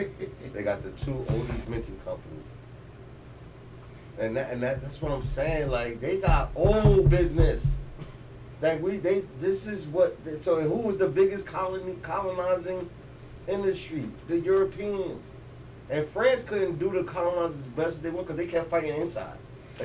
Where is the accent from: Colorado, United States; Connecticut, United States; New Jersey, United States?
New Jersey, United States; Elizabeth; Because I like coming, growing up in Elizabeth, I knew about all that back area.